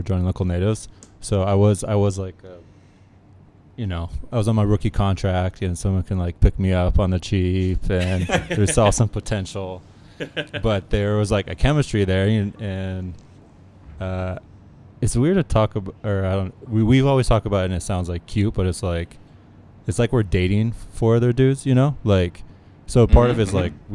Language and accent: English; San Diego, California, United States; also born or lived in New York; now in Los Angeles, United States; I'm from San Diego.